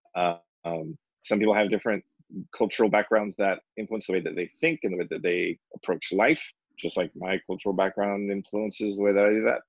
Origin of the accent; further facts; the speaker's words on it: United States; I'm American